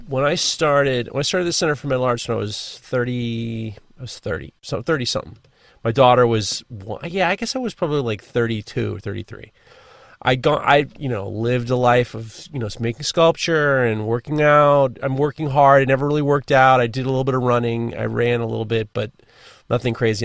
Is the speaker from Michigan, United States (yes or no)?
no; New York City, New York, United States; growing up in New York City